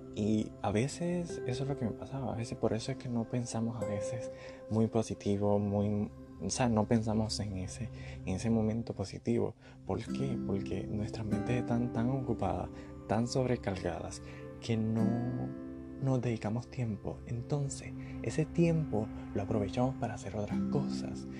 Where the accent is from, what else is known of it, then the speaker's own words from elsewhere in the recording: Puerto Rico; now in United States; yo soy de Puerto Rico